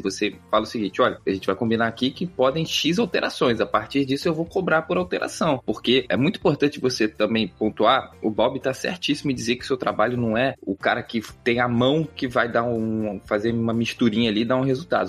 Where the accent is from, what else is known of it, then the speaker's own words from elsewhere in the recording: Rio de Janeiro, Brazil; eu sou do Rio de Janeiro, aqui no Rio